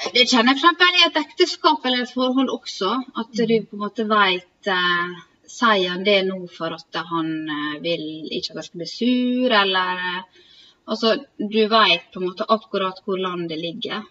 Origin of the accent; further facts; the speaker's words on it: Sykkylven, Møre og Romsdal, Norway; moved away as an adult; also born or lived in Volda; vi kommer fra Sykkylven, Møbelbygda